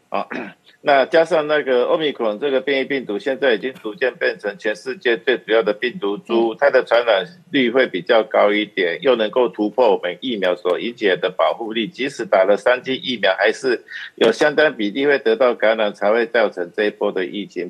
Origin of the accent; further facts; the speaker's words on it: Taiwan; 我们台湾